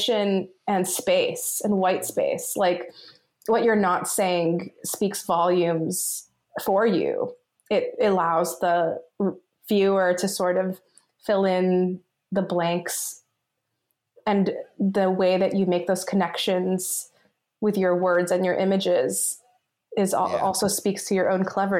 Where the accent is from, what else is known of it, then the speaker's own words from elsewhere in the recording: Los Angeles, California, United States; I grew up in Los Angeles.